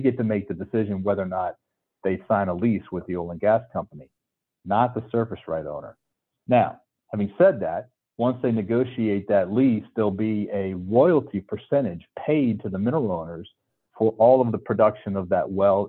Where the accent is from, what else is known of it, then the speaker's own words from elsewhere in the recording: North Carolina, United States; originally I'm from North Carolina where, you know, there's no oil and gas